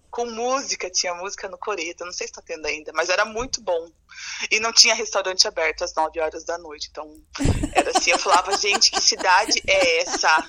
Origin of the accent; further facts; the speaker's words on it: Ourinhos, São Paulo, Brazil; moved away as an adult; also born or lived in Argentina; now in Concórdia, Brazil; sou de São Paulo, do interior de São Paulo, Ourinhos, é, capital é, da cana-de-açúcar.